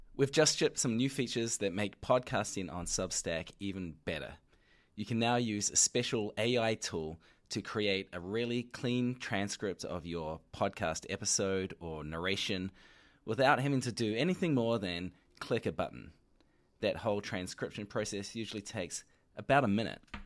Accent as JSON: {"language": "English", "country": "New Zealand", "accent": "New Zealand", "said": "my New Zealand accent"}